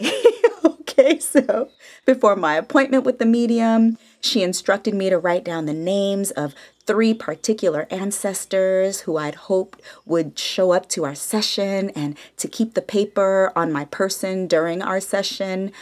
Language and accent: English; the Bay Area, California, United States; now in Los Angeles, United States; I'm from the Bay all day, San Francisco and Oakland alike